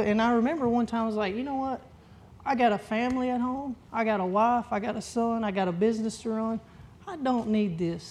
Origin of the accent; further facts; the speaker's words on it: Texas, United States; little old me from Dayzetta, Texas